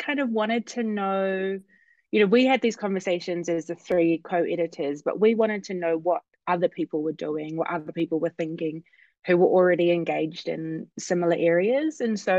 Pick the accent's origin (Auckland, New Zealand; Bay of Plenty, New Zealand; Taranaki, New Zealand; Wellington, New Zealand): Auckland, New Zealand; moved away as an adult; now in Oregon, United States; I am Samoan Pakeha. I'm born and raised in Auckland and currently living in the United States